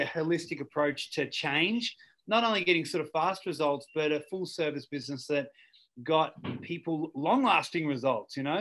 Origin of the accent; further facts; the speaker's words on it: Ballarat, Victoria, Australia; growing up in Ballarat was uh, look, it's a great town.